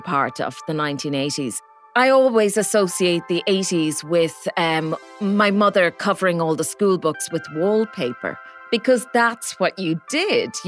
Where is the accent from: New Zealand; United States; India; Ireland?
Ireland; Midlands; I grew up in the Midlands